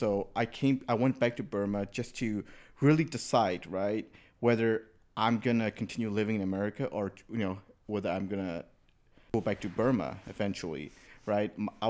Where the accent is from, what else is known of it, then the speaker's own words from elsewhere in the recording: United States; I grew up here in the United States, you know, high school, freshman year, all the way through.